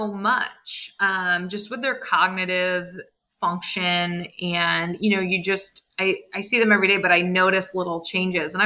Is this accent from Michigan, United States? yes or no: yes; East Lansing, Michigan, United States; I grew up right outside of Michigan State